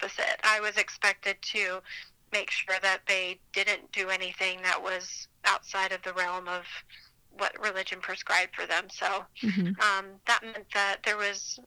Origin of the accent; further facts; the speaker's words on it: Provo, Utah, United States; I grew up in Utah County, so schools and churches were filled with very similar types of people